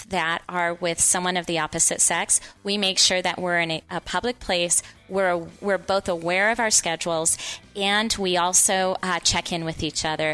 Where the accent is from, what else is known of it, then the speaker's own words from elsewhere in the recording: New Orleans, Louisiana, United States; also born or lived in Central Oregon; now in Bend, United States; I'm from the New Orleans area. And so you can imagine coming out here, it was culture shock